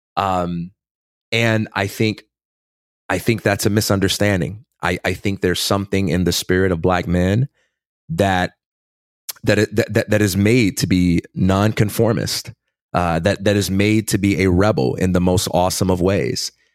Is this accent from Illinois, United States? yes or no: yes; Chicago, Illinois, United States; born or raised there; also born or lived in Westchester, Illinois